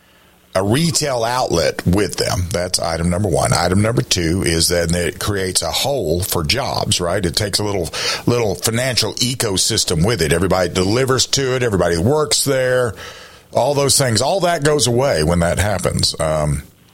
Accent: South Carolina, United States; I'm from South Carolina

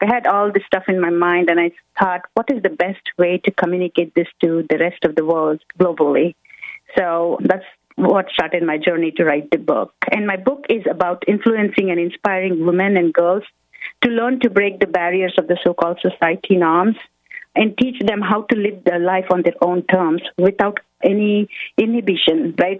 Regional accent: India; moved away as an adult; now in United States; I come from India and I moved to United States when I was 21. So growing up in India

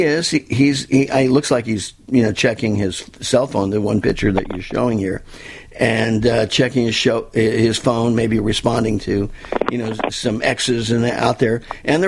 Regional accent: Southern California, United States; now in South Florida, United States; I was born and raised in Southern California

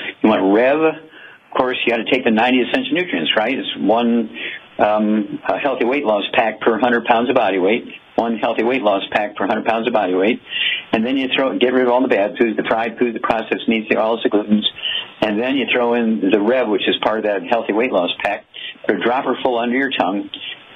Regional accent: Missouri, United States; Missouri, my home state

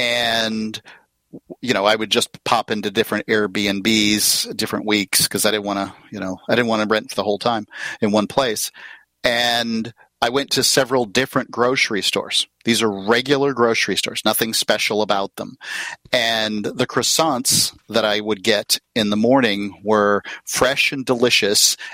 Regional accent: United States; as an American

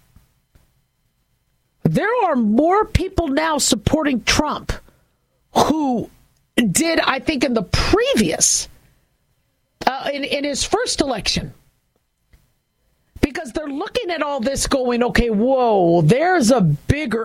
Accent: United States; as an American

